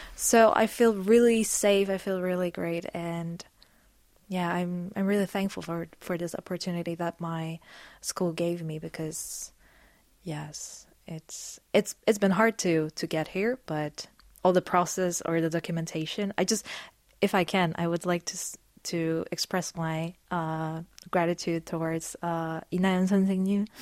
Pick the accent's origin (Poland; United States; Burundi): Poland; English is a second language; I'm from Poland.